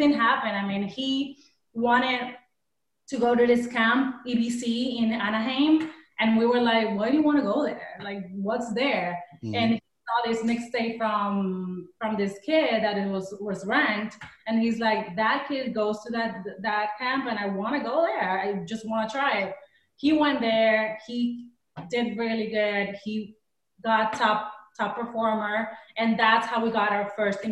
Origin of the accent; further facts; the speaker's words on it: Puerto Rico; moved away as an adult; now in United States; We come from Puerto Rico, small island.